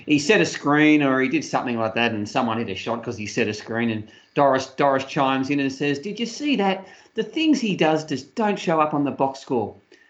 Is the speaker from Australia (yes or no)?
yes; Australia